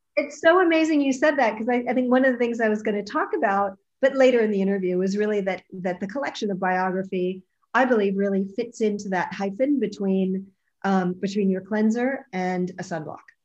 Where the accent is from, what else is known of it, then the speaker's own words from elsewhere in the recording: Montreal, Quebec, Canada; growing up in Montreal